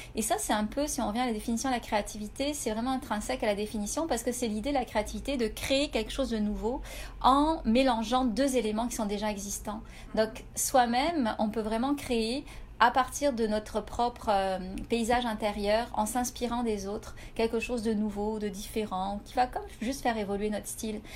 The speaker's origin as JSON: {"language": "French", "country": "France", "moved": "as an adult", "lives_now": "Canada"}